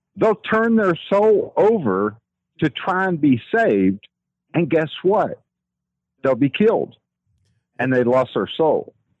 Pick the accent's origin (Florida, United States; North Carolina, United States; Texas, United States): Texas, United States; accent: Texas; that's that Texas accent